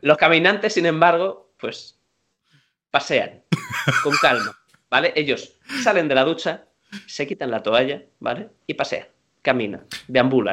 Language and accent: Spanish; Madrid, Community of Madrid, Spain; soy madrileño de pura cepa, yo soy un tío que yo he comido en mi casa casi cada fin de semana cocido